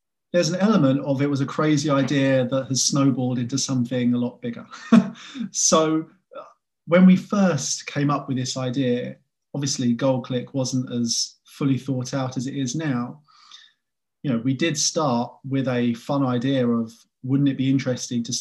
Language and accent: English; England, United Kingdom; I'm an English guy